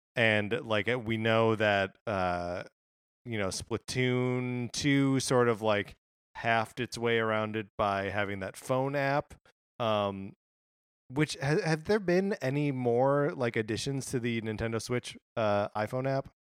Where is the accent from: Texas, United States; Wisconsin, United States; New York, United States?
Wisconsin, United States; I grew up in Wisconsin